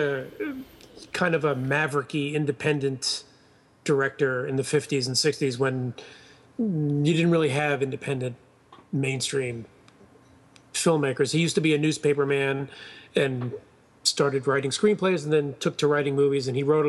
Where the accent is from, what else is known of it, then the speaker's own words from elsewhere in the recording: New York City, New York, United States; growing up in New York City